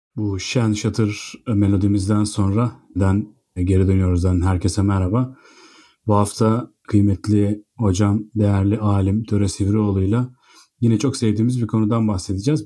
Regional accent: Bandırma, Balıkesir, Turkey; Biz ikimiz de Bandırma'da büyüdük …'yle.

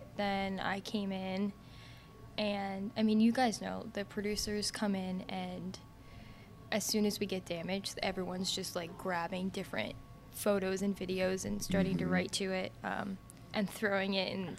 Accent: Jersey Shore, New Jersey, United States; moved away; I'm from the Jersey Shore

